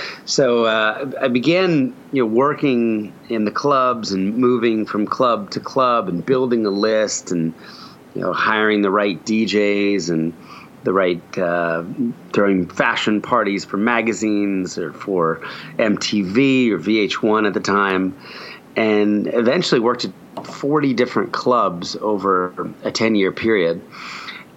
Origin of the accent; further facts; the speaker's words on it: New Jersey, United States; moved away as an adult; also born or lived in Philadelphia / New York City; I was born in Philadelphia and raised in a very conservative Christian home in New Jersey. So moving to New York City at 19 years old